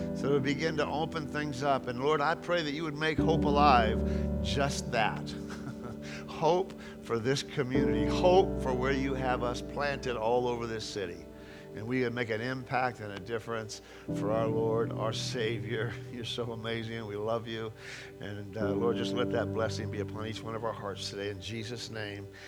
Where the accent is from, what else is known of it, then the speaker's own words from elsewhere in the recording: California, United States; moved away; growing up in California